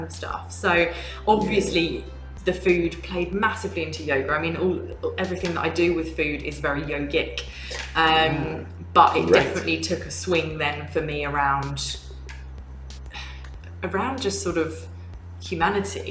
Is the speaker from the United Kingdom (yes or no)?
yes; England, United Kingdom; moved away as an adult; also born or lived in London; now in Gold Coast, Australia; I was from England, primarily